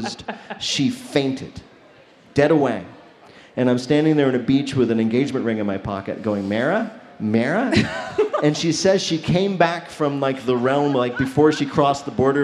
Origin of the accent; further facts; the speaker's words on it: New Jersey, United States; I'm from New Jersey